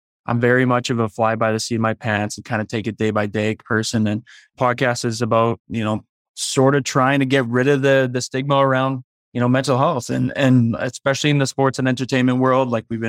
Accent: Leduc, Alberta, Canada; now in Calgary, Canada; I moved here, a year and a half ago from Leduc, Alberta, which is just outside Edmonton. So I'm now here with my girlfriend. My family's still back home in Leduc

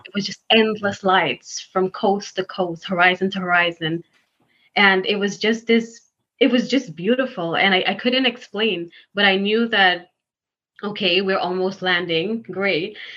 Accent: Guyana; moved away as an adult; now in New York, United States; I'm actually from Guyana

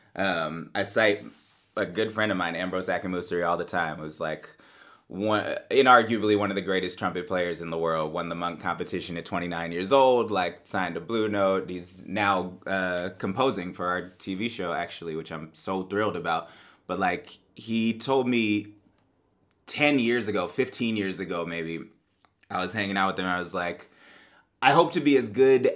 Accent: Bay Area, California, United States; Bay Area that I grew up

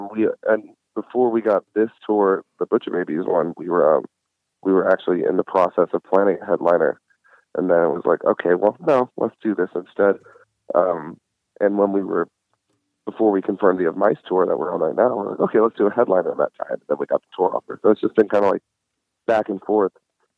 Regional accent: New Orleans, Louisiana, United States; And my brother is his fucking banker, so it's a small world. He lives in the town that I grew up in.

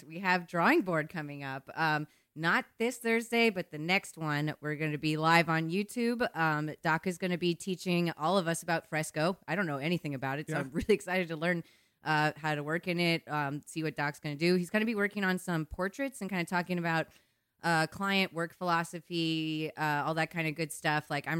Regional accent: Midwest, United States; I'm apologizing for being extra polite and asking you how your day was. Yeah, I'm also from the Midwest.

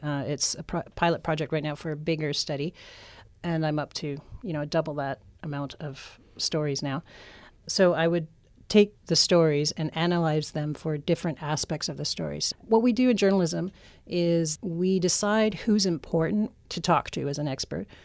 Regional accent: Canada; moved away; I'm from Canada

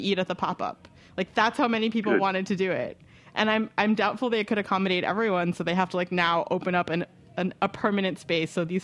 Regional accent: Ohio, United States; in Ohio, my home state

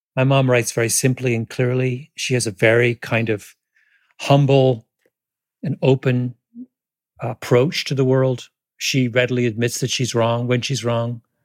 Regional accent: Canada; moved away as an adult; now in United States; I grew up in Canada

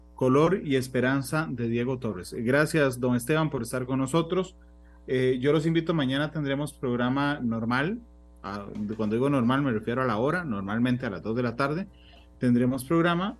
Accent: Costa Rica; como costarricense

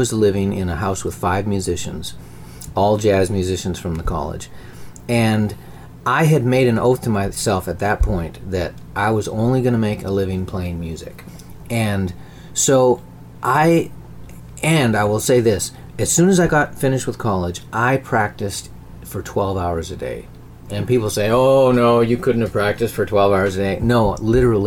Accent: Churchill, Manitoba, Canada; born or raised there; moved away

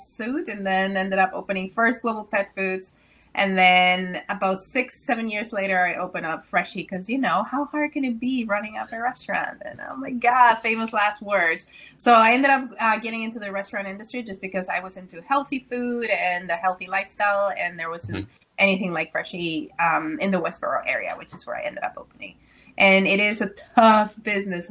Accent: Mexico; moved away as an adult; now in Ottawa, Canada; Well, I'm originally from Mexico. So I came to Canada when I was 18 years old in a U-Haul truck.

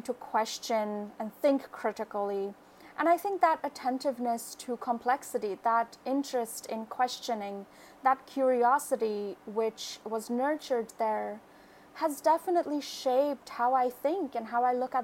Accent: Kolkata, West Bengal, India; moved away as an adult; now in United States; I grew up in Kolkata, which is a really big city in India

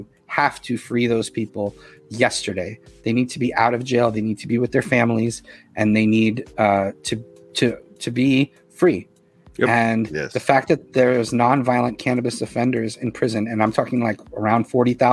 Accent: Boston, Massachusetts, United States; now in New York, United States; I'm from Boston. I live in New York now for 30 years.

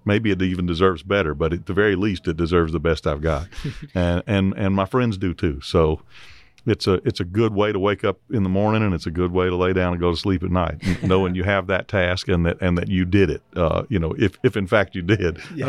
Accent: Mississippi, United States; I had to go across the state line to get to a doctor's office from my hometown in Mississippi.

